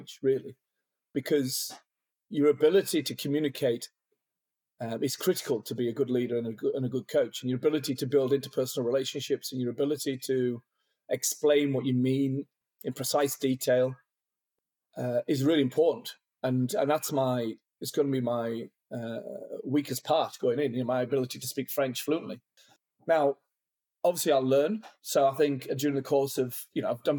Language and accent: English; England, United Kingdom; moved away as an adult; also born or lived in Ireland; I came from England